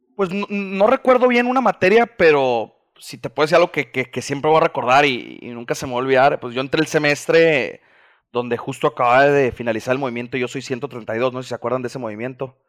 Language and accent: Spanish; Mazatlán, Sinaloa, Mexico; also born or lived in Mexico City; Yo soy nacido en la Ciudad de México, pero me fui a vivir desde antes de cumplir el año. Creo que nomás me tuvieron en cuna ya, a Mazatlán, entonces orgullosamente mazatleco aquí como mis amigos